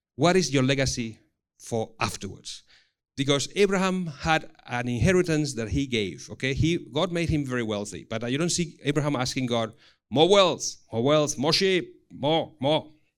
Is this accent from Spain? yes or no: yes; Spain; English is a second language; moved away; also born or lived in Singapore; I come from Spain, but then thirteen years in Singapore.